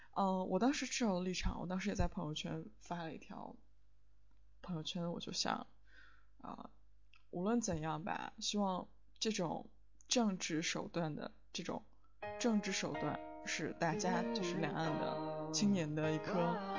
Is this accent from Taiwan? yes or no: no; China; moved away as an adult; now in London, United Kingdom; 跟别人说我来自中国